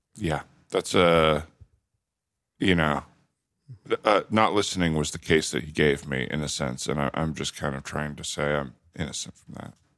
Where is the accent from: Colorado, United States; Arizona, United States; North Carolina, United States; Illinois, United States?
Arizona, United States; Tucson; Tucson, Arizona.